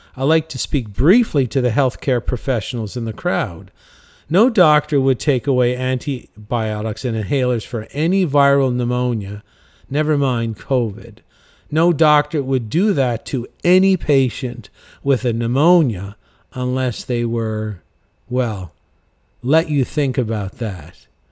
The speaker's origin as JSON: {"language": "English", "town": "St. John's", "region": "Newfoundland and Labrador", "country": "Canada", "tie": "born or raised there", "said": "I'm from St. John's, Newfoundland"}